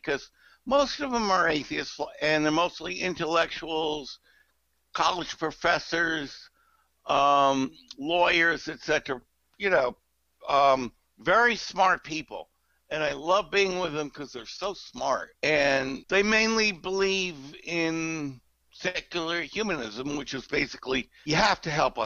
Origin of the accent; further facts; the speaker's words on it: Connecticut, United States; also born or lived in New York; now in Charleston, United States; I grew up in Connecticut, which is outside of New York City, but an hour away